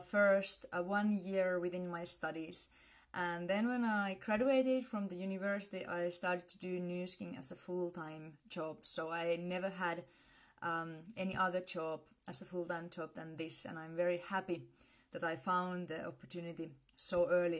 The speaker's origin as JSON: {"language": "English", "country": "Finland", "said": "I come from Finland."}